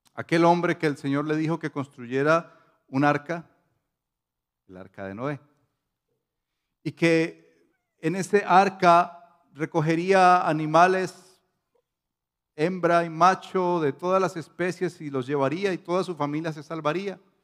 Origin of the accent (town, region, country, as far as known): Colombia